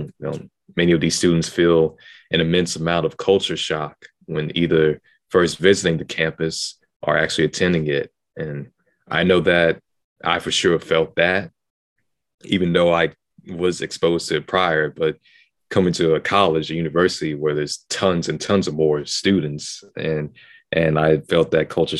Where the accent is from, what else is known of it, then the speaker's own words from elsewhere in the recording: Houston, Texas, United States; moved away as an adult; I'm from Houston, Texas. So from elementary to middle school, I was always at a predominantly Black school.